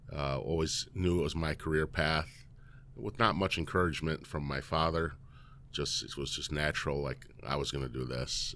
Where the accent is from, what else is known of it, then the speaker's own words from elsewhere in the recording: Elgin, Illinois, United States; I grew up in Elgin, born and raised